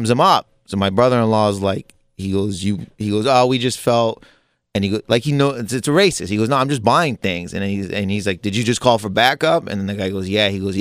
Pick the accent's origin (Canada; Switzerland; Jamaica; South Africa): Canada; now in United States; I'm a Canadian who lives in America